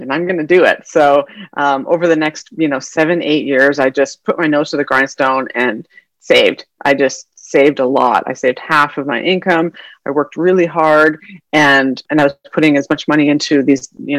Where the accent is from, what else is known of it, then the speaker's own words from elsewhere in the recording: Calgary, Alberta, Canada; moved away as an adult; also born or lived in northern British Columbia; now in San Diego, United States; So I'm from Canada originally. I'm born and raised there. And I did all my schooling up there in mostly Calgary, Alberta, but also at some northern British Columbia for my younger childhood, and then high school, undergrad, and medical school up in Calgary.